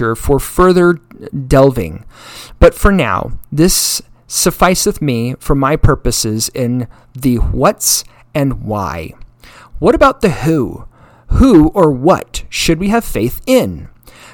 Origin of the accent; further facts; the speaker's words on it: Utah, United States; I came from Utah